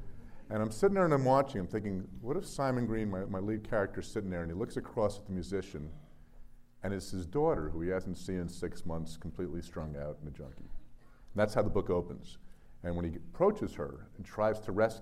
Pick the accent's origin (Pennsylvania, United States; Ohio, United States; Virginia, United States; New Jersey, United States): New Jersey, United States; my home state of New Jersey